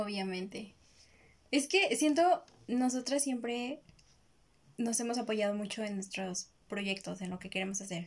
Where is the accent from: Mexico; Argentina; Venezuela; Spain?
Mexico; aquí en México es como que mi primaria era un panteón.